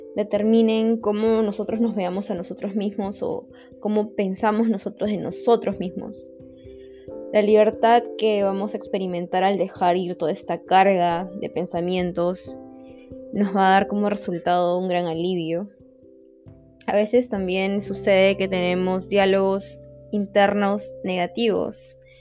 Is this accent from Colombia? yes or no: no; Lima, Peru; soy de Lima, Perú